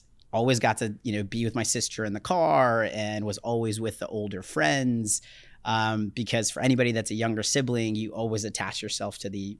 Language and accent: English; Dallas, Texas, United States; born there; also born or lived in Florida; So yeah, so I was born in Dallas, Texas. As I mentioned, we bounced around a lot, ended up in Florida.